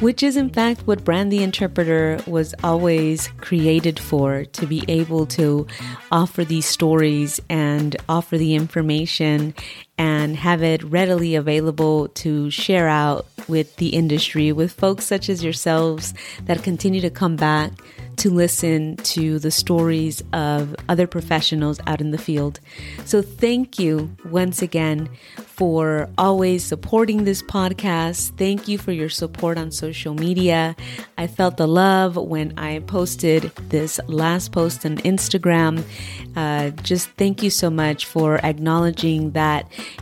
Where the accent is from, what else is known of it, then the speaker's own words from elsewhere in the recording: Southern California, United States; moved away as an adult; now in Virginia, United States; I'm born and raised in Southern California